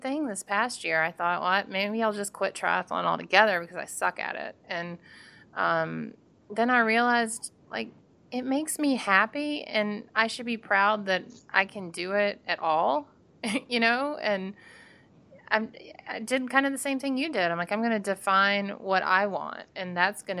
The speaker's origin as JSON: {"language": "English", "region": "Georgia", "country": "United States", "said": "I'm from Georgia"}